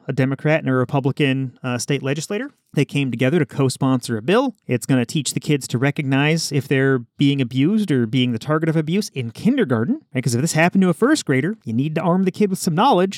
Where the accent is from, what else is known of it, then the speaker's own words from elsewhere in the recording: Nebraska, United States; I'm just from Nebraska